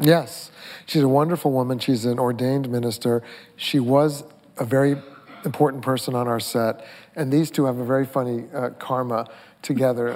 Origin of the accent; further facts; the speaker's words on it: Mamaroneck, New York, United States; also born or lived in Brooklyn; I'm from Mamaroneck. I, we broke out of Brooklyn and went to the suburbs